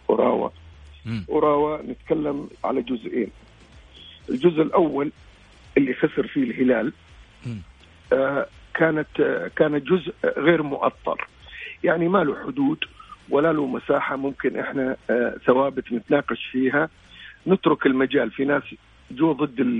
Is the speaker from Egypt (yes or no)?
no; Saudi Arabia; لانه هذه اضافه لنا احنا كسعوديين يعني احنا سافرنا ورحنا وجينا